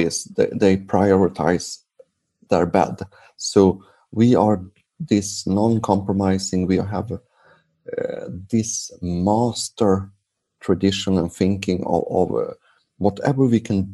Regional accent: Sweden; English is a second language; I'm from Sweden

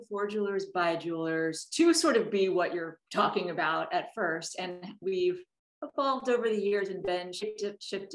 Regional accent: Oklahoma, United States; also born or lived in Washington, D.C. / Boston; now in New York, United States; I grew up in mostly in Oklahoma

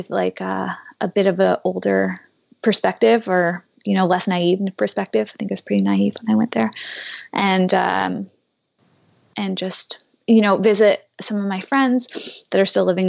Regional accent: Canada; As a Canadian

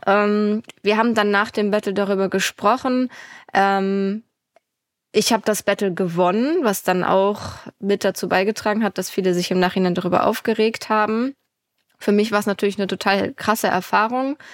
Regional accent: Lübeck, Schleswig-Holstein, Germany; Ich komme ja aus Lübeck und ich wohne auch immer noch

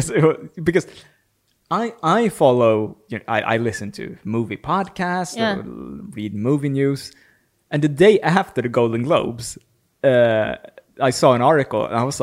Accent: Sweden; English is a second language; moved away as an adult; now in London, United Kingdom

